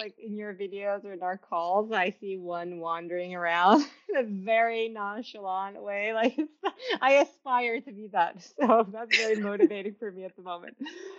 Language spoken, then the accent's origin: English; Turkey; moved away as an adult; also born or lived in United States / St. Louis; I was born in U.S., grew up in Turkey, I'm Turkish American. And then I moved back to U.S. after college and I spent a year in St. Louis.